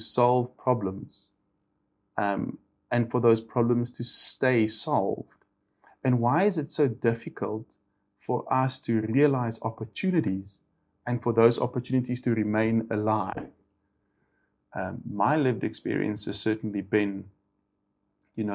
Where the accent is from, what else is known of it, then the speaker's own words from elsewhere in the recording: Cape Town, Western Cape, South Africa; I was born in Cape Town. I was actually born in Tigerberg Hospital, so I'm super local